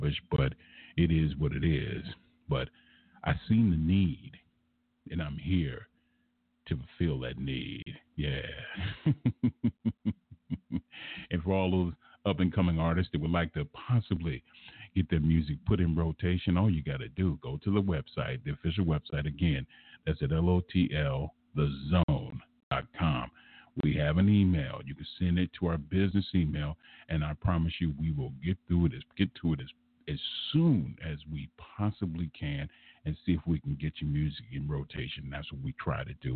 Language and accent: English; Los Angeles, California, United States; growing up in South Central Los Angeles